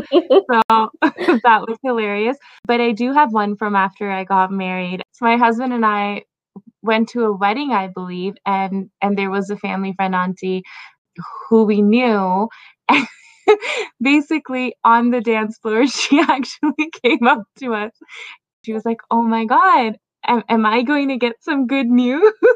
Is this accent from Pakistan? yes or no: yes; Pakistan; now in Toronto, Canada; I was born in Pakistan and lived there for a bit. Now, living in Canada